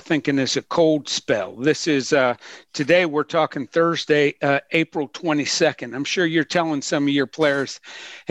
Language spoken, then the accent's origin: English; Pittsburgh, Pennsylvania, United States; I grew up in Pittsburgh, a huge Pirates fan